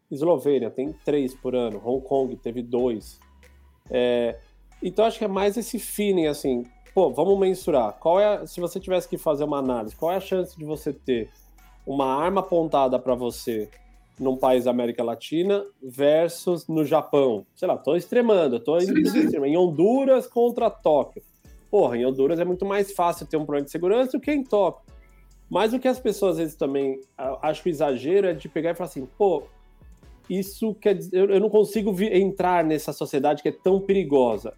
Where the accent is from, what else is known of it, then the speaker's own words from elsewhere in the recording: São Paulo, Brazil; moved away as an adult; now in Portugal; porque eu sou de São Paulo